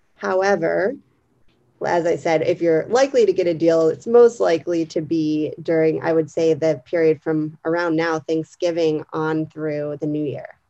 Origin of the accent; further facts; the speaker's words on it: Pennsylvania, United States; moved away as an adult; also born or lived in Arlington; now in Washington, DC, United States; I grew up in Pennsylvania